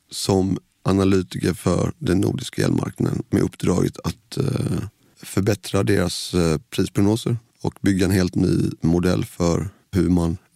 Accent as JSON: {"language": "Swedish", "town": "Nässjö", "region": "Jönköping County", "country": "Sweden", "tie": "born or raised there", "said": "Nässjö i Småland, ja."}